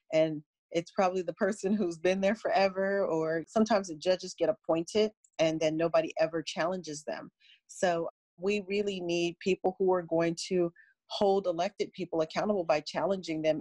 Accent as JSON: {"language": "English", "town": "San Francisco", "region": "California", "country": "United States", "tie": "born or raised there", "said": "I was born and raised in San Francisco"}